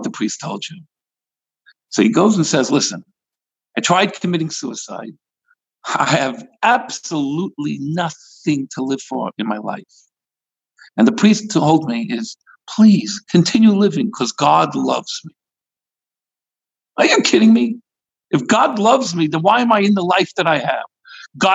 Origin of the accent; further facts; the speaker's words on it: New York City, New York, United States; now in California, United States; I come from Brooklyn